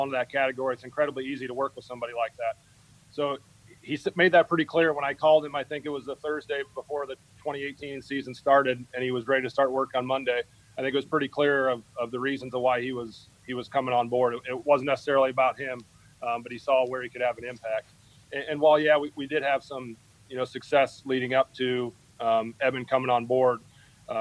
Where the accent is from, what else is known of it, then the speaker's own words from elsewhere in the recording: Schleswig, Iowa, United States; growing up in Schleswig, Iowa